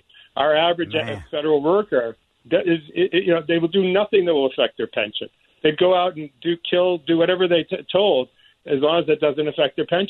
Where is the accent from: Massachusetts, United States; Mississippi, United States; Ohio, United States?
Massachusetts, United States; Boston; now in San Francisco, United States; I'm from Boston originally.